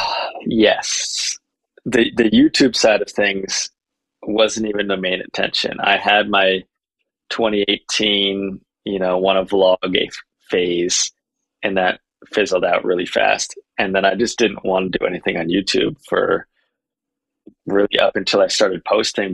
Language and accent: English; Vermont, United States; now in Utah, United States; I came from Vermont. I now live in Utah